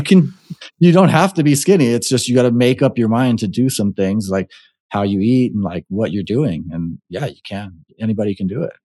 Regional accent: Hawaii, United States; also born or lived in Nevada; now in Arizona, United States; growing up in Hawaii, and, uh, now that I've been in the States, I've either been in Nevada or Arizona

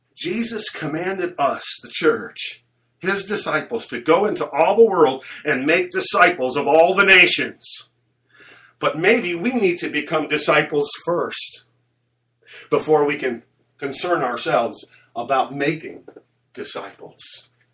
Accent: United States; as American believers

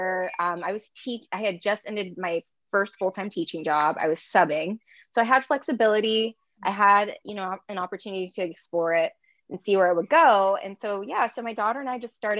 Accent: Long Beach, California, United States; moved away as an adult; now in Los Angeles, United States; I'm from Long Beach

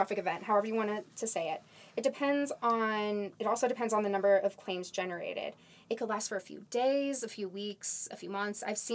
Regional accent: Kansas City, Kansas, United States; moved away as an adult; now in Denver, United States; I'm originally from Kansas City, Kansas. That area, Johnson County area

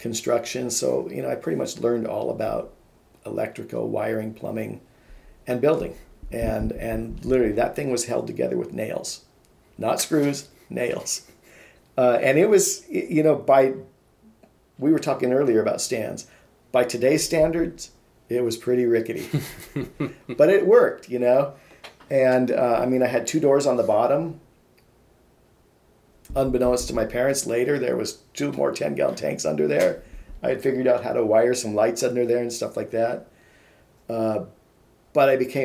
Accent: Issaquah, Washington, United States; also born or lived in Missouri; I grew up primarily in a suburb called Issaquah

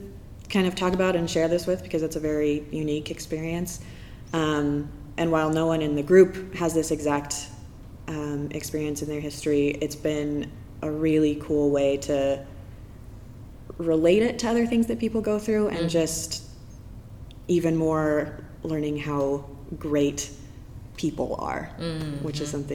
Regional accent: Idaho, United States; now in Portland, United States; I'm from Idaho.

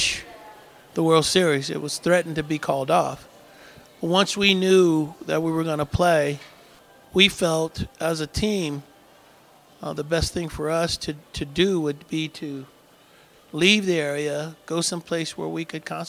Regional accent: Oakland, California, United States; I grew up in Oakland

